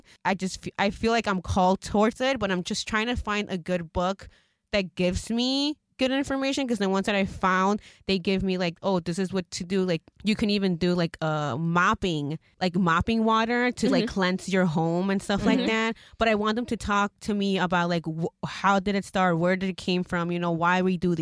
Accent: Mexico; moved away; I'm also from Mexico, you know, and that's where I came from

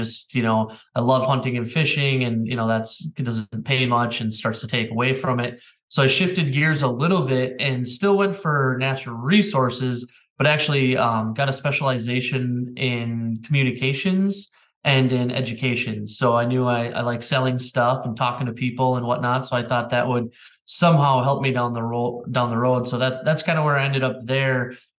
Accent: Minnesota, United States; You know, Minnesota is one of those states tha

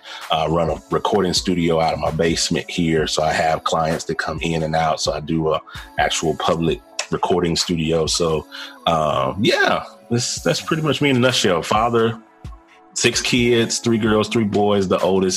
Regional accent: Jackson, Tennessee, United States; now in Charlotte, United States; I currently reside in Charlotte, North Carolina, but I am formerly born and bred in Jackson, Tennessee, which is right outside of Memphis, Tennessee.

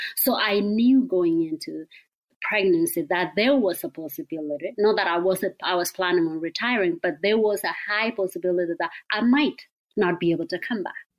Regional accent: Kenya; moved away as an adult; now in Eugene, United States; I grew up in Kenya.

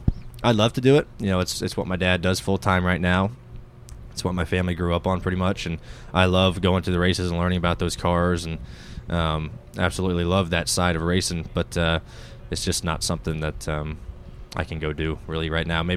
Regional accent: North Carolina, United States; I grew up in North Carolina.

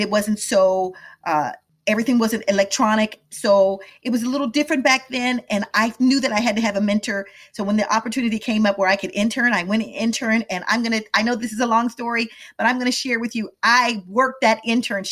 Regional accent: Midwest, United States; moved away as an adult; also born or lived in Washington, D.C. / Atlanta; I grew up in the Midwest

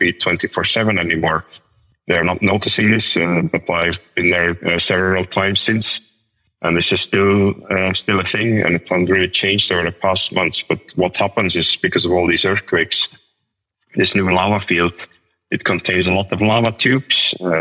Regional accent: Belgium; moved away as an adult; now in Iceland; my hometown in Belgium

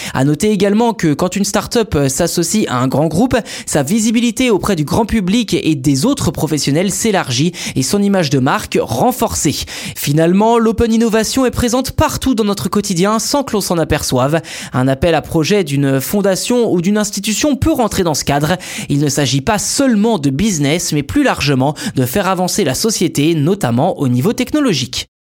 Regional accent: France; chez nous en France

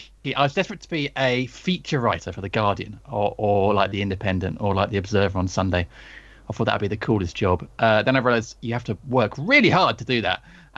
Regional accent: North Kent, South East England, United Kingdom; now in Chesham, United Kingdom; Well, I'm not from the South Coast. I'm from North Kent originally, so not too far away. But I did want to leave my hometown, and leave I did very quickly. I now live in Buckinghamshire, in a place called Chesham

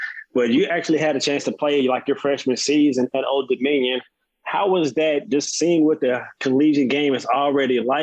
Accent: Dallas, Texas, United States; I'm actually from Dallas myself

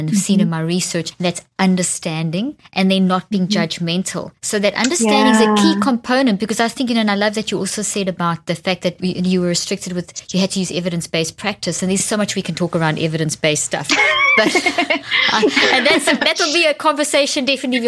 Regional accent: South Africa; moved away; also born or lived in Zimbabwe; I come from South Africa and I was born in Zimbabwe

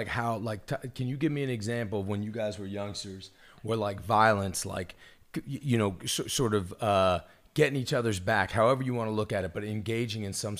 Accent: Washington, District of Columbia, United States; I grew up in Washington, D.C. It was very different

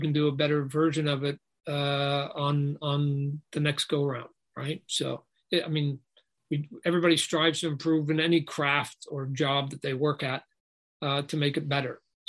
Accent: Canada; it's just a Canadian in me. I was born in Canada.

